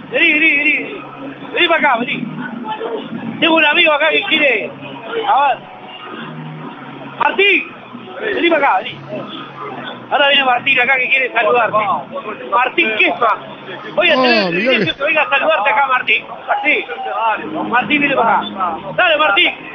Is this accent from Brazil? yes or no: yes; Brazil; Spanish is a second language; Placer, mucho gusto, soy brasileño.